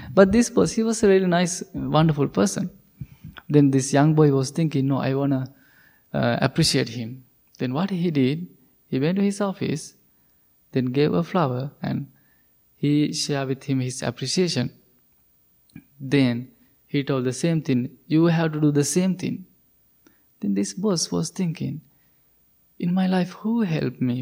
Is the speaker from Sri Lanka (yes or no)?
yes; Sri Lanka; English is a second language; moved away as an adult; I'm coming from Sri Lanka